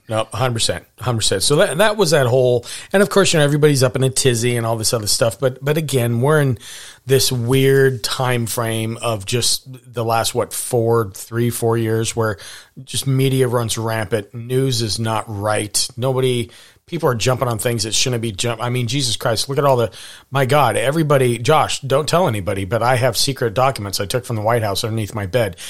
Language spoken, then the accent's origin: English; Montana, United States; I grew up in Montana.